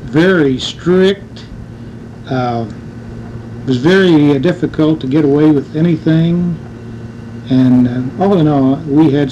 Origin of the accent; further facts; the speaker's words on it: Marceline, Missouri, United States; I was born out in Macon County and lived out east of town for about 20 years and went to school in Marceline